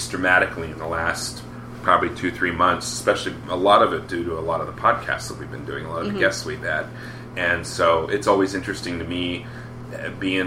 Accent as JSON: {"language": "English", "region": "Colorado", "country": "United States", "tie": "born or raised there", "moved": "yes", "lives_now": "California, United States", "said": "I grew up in Colorado"}